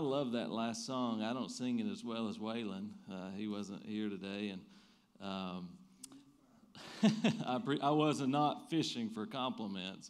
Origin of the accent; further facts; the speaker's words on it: Eastern Kentucky, United States; I'm from Eastern Kentucky